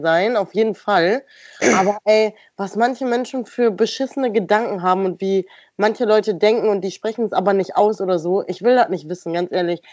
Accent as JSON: {"language": "German", "town": "Stadtlohn", "region": "North Rhine-Westphalia", "country": "Germany", "said": "wenn ich sage aus Stadtlohn"}